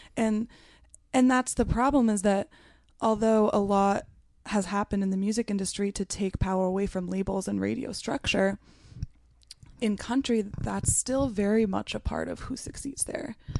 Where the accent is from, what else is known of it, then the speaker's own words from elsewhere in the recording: McMinnville, Oregon, United States; I grew up in a small town in Oregon called McMinnville.